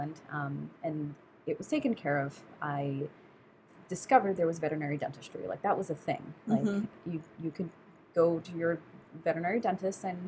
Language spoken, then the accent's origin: English; New York City, New York, United States; moved away as an adult; also born or lived in St. Kitts / Minnesota; I moved back to New York City, where I'm from